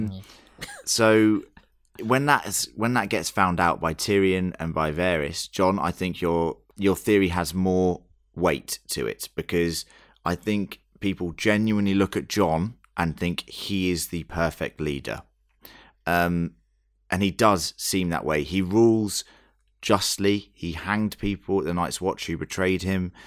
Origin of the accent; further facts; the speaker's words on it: United Kingdom; I'm not Australian, I'm very British